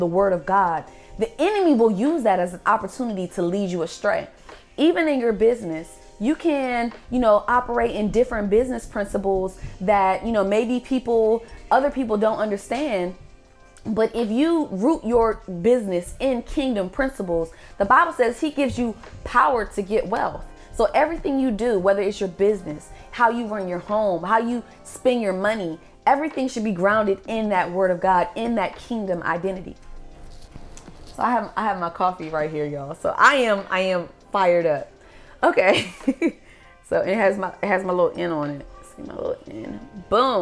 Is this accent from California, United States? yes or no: no; Maryland, United States; moved away as an adult; now in Georgia, United States; I grew up in Maryland. I grew up in the DMV